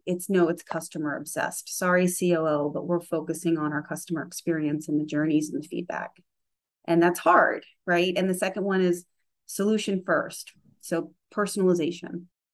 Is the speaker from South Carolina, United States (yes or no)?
yes; Charleston, South Carolina, United States; I came from Charleston, South Carolina, where it's certainly growing as a sort of tech innovation geographic location, but when I was there, not so much.